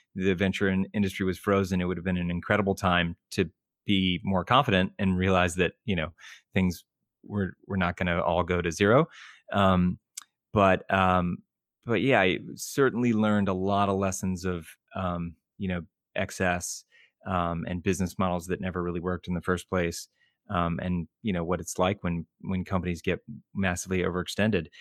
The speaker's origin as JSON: {"language": "English", "town": "Richmond", "region": "Virginia", "country": "United States", "tie": "born or raised there", "moved": "as an adult", "lives_now": "Boston, United States", "said": "grew up in Richmond, Virginia, um, and, uh, same, you know, same small town in school for my entire life"}